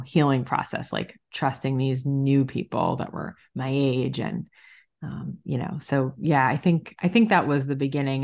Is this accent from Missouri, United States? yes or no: no; South Florida, United States; moved away; also born or lived in Long Island, New York; I was born in New York, like most Jews, and I grew up in South Florida